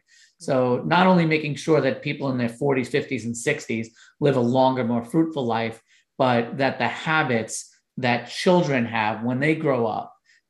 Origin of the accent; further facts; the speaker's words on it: Long Island, New York, United States; I grew up in Long Island in New York